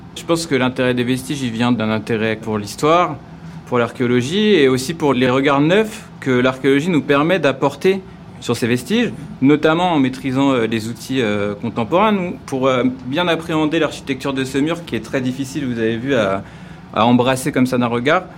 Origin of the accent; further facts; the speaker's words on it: Paris, Île-de-France, France; je suis parisien, je suis passionné d'archéologie parisienne